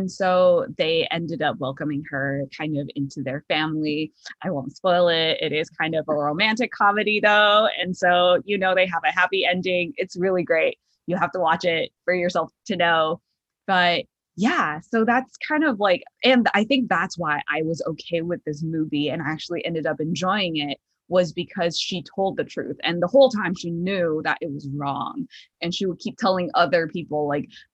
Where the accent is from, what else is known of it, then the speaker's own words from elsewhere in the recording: Chicago, Illinois, United States; moved away; I'm from Chicago